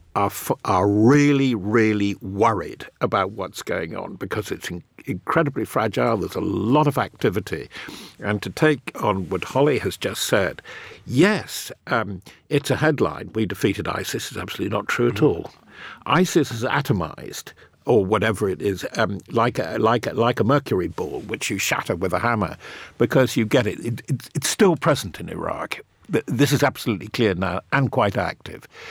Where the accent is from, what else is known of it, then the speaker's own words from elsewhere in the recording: United Kingdom; even as a Brit